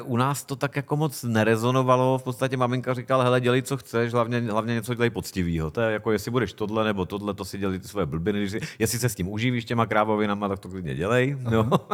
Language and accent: Czech; Hostivice, Central Bohemian Region, Czechia; also born or lived in Prague / South Plzeň Region; já jsem teda vyrůstal v takový polovesnici, která, to eh, městečko, dneska už vlastně město, Hostivice u Prahy